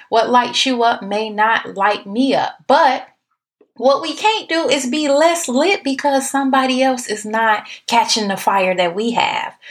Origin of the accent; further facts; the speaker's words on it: Chicago, Illinois, United States; now in Texas, United States; Now I'm in Texas, but I'm from Chicago